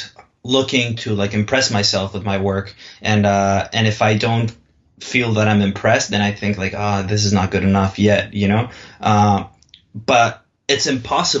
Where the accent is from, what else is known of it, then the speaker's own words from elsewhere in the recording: Mexico; English is a second language; I'm from Mexico, so I speak English like perfectly